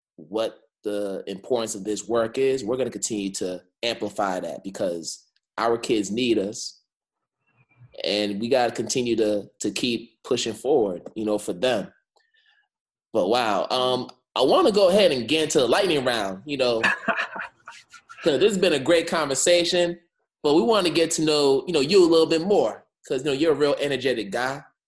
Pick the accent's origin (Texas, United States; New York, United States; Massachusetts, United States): Massachusetts, United States; Boston; I'm from Boston, like I'm in the Boston area